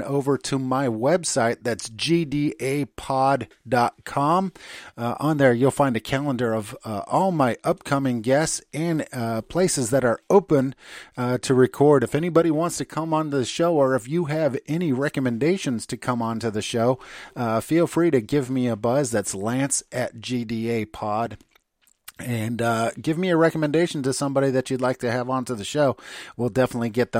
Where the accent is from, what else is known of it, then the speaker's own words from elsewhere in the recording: United States; moved away as an adult; now in Germany; I'm an American